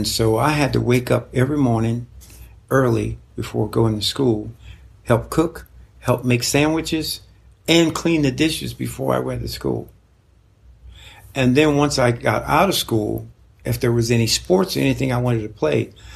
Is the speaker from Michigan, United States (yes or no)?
no; Pennsylvania, United States; also born or lived in Chestertown, Maryland / South Philadelphia; all life to this point, Pennsylvania